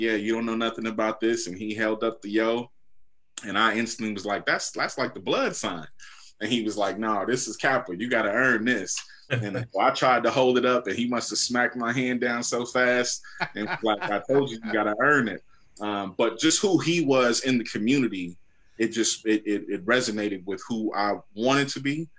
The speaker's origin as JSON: {"language": "English", "town": "Inglewood", "region": "California", "country": "United States", "tie": "born or raised there", "also_born_or_lived": "Compton, California / Los Angeles, California", "said": "I was born and raised in Inglewood, California, and then moved to Compton in more of my influential years"}